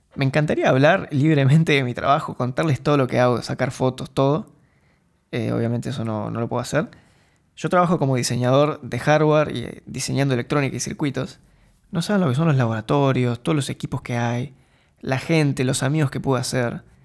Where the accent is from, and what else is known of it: Argentina; moved away as an adult; now in Eindhoven, Netherlands